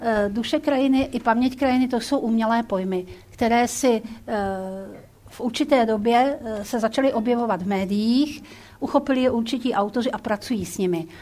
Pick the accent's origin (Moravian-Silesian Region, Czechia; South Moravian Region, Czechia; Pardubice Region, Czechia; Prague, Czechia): Prague, Czechia; also born or lived in Hrusice; já jsem Pražák